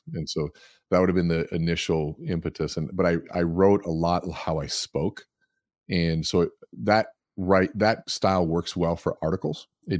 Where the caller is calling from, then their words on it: Eden Prairie, Minnesota, United States; I am at home, actually, here in Eden Prairie, Minnesota.